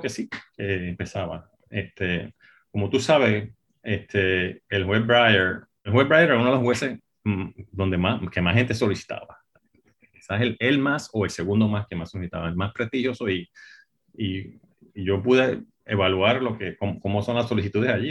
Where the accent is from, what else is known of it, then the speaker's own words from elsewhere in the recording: Puerto Rico; nací y me crié en Puerto Rico